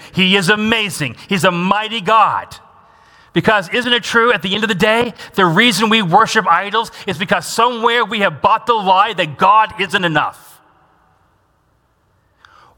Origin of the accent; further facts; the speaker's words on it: Washington, United States; now in Fort Wayne, United States; I grew up in Washington State.